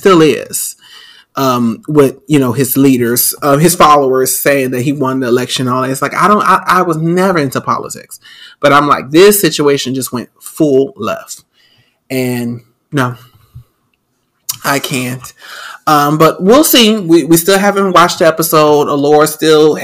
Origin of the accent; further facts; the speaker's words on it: New Orleans, Louisiana, United States; I'm from New Orleans